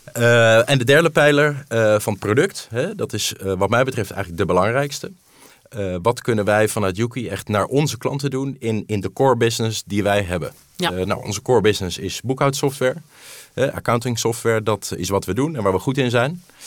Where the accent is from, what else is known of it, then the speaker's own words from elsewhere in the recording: Netherlands; Ik ben van Nederland